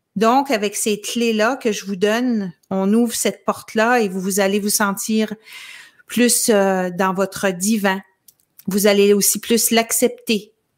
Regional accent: L'Ascension, Quebec, Canada; dans mon village natal qui s'appelle l'Ascension

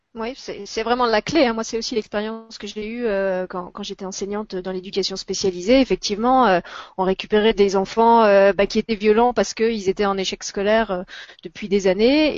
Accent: France; chez nous en France

